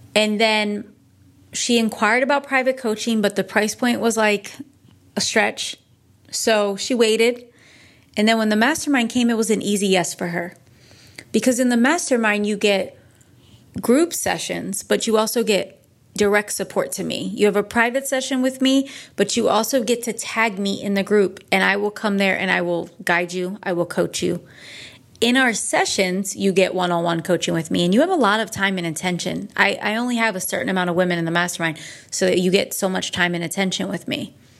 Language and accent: English; Northeast, United States; now in California, United States; I'm from the Northeast.